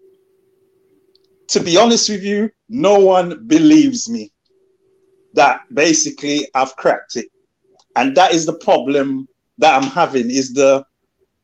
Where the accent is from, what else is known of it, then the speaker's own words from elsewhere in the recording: London, United Kingdom; moved away as an adult; also born or lived in Birmingham; I came from London